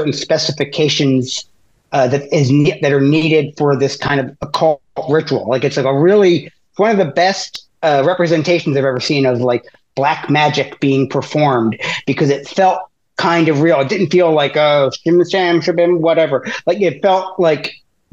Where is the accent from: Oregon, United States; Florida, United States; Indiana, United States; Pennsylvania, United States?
Pennsylvania, United States; Philadelphia; also born or lived in Rochester; I'm from Philly